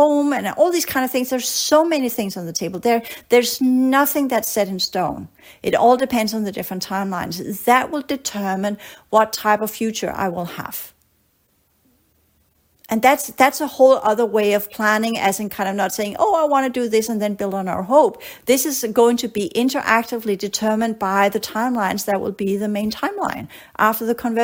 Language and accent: English; Denmark; moved away as an adult; also born or lived in Australia; I grew up in Denmark